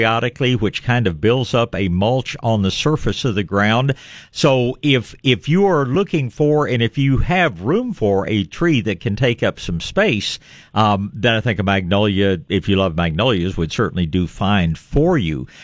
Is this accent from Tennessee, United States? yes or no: yes; Tennessee, United States; born or raised there; now in San Antonio, United States